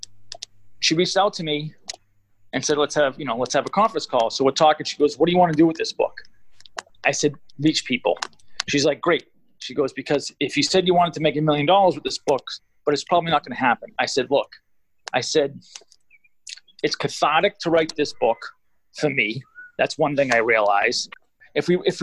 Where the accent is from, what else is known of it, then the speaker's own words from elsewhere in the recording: Everett, Massachusetts, United States; I grew up in Everett